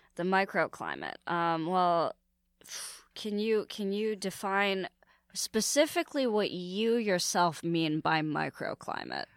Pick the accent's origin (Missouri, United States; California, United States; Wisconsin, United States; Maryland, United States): California, United States; San Francisco; now in New York, United States; San Francisco is a really cool place to grow up, like young and Asian